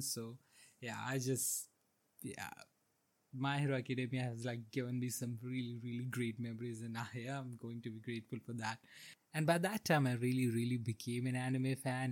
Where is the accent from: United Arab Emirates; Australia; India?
India; I grew up in India during the 2000s